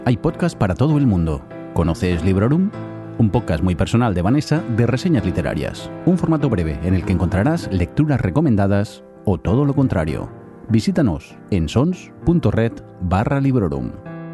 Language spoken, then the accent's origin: Spanish; Spain; soy español desde el día siguiente